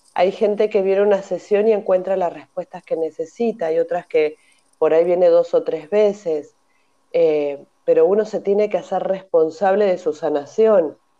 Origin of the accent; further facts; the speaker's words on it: Argentina; moved away as an adult; also born or lived in Mérida, Mexico; now in Barcelona, Spain; soy argentina. En el 2002 me vine a vivir a Barcelona